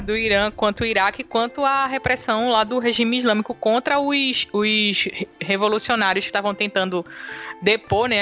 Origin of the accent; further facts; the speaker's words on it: Recife, Pernambuco, Brazil; sou de Recife, dá pra perceber pelo meu sotaque